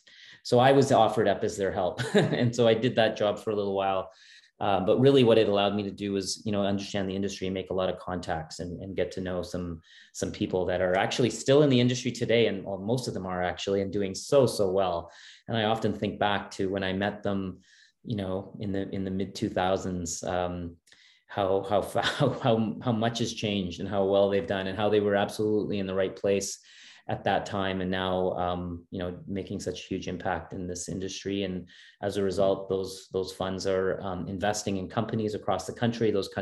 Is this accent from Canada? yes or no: yes; Halifax, Nova Scotia, Canada; also born or lived in Edmonton; Yeah, no, I was actually born in Edmonton. My parents are immigrants. They immigrated from India. My dad came to do a PhD degree, and it was at the University of Alberta. So I was born there. But then we moved as a very young kid. We moved to Halifax